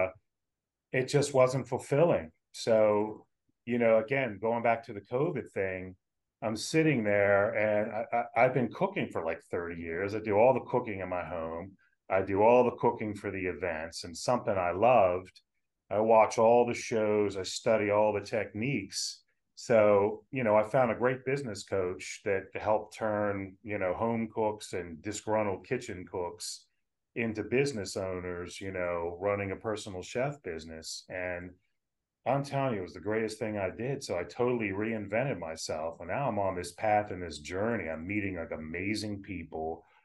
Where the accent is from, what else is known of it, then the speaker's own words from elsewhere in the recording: Willingboro, New Jersey, United States; also born or lived in West Virginia; Dad moved the family over from West Virginia to Willingboro, New Jersey, where I grew up